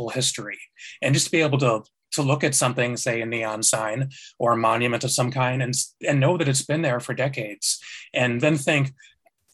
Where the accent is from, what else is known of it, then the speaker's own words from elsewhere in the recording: Chicago, Illinois, United States; moved away as an adult; now in Seattle, United States; I'm from Chicago originally. I've been in Seattle for about 7 years